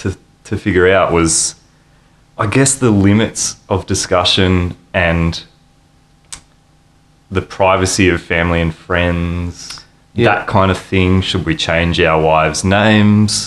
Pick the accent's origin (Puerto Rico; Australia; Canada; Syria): Australia; Ballarat, Victoria; moved away as an adult; now in Melbourne, Australia; I'm from Ballarat in Victoria, and I've traveled all the way from there to Melbourne. and I've been in Melbourne for about 15 years